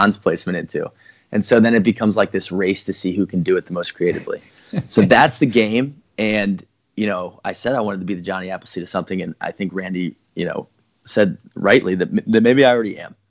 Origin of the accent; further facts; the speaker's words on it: Atlanta, Georgia, United States; growing up in Atlanta